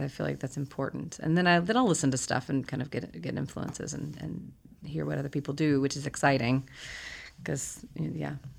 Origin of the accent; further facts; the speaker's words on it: Huntsville, Alabama, United States; I grew up in Huntsville, Alabama